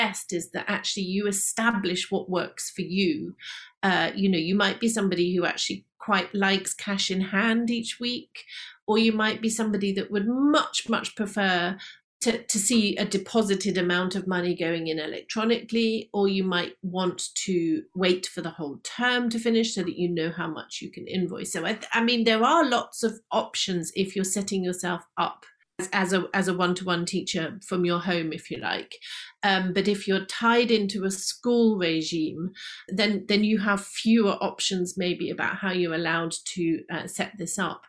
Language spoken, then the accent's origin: English; United Kingdom; we are British